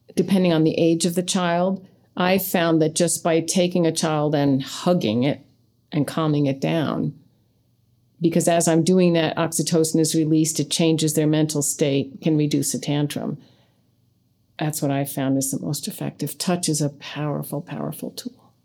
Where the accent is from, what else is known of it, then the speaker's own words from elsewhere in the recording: United States; we grew up in American culture.